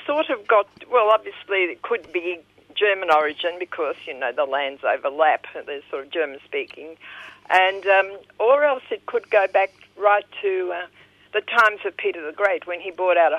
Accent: Harbin, Heilongjiang, China; born there; moved away; No, I was born in Harbin, in Manchuria.

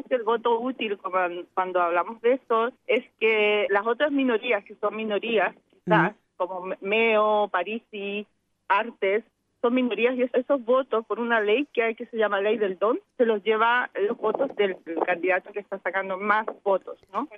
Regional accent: Chile; como chilenos

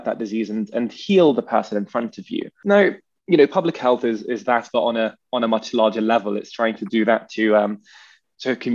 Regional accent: Nablus, West Bank, Palestine; my family, myself, I am from Nablus, which is about 60, 70 kilometers north of Jerusalem

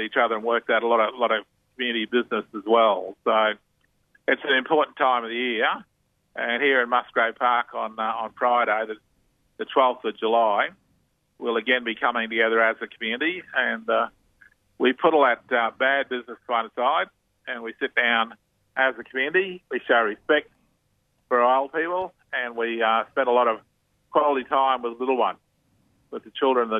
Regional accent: Australia; we've had people from right across Europe have come into Australia. I grew up around Italian kids and Greek kids.

